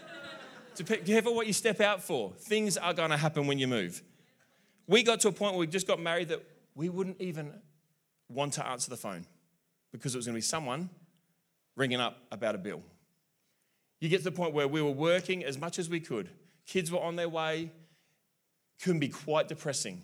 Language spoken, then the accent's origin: English; South Australia, Australia; I'm South Australian.